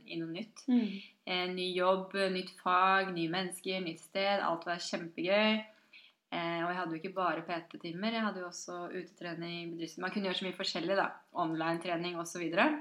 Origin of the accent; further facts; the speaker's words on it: Drammen, Buskerud, Norway; accent: Drammen dialect; moved away as an adult; also born or lived in Oslo; Jeg er jo fra Konnerud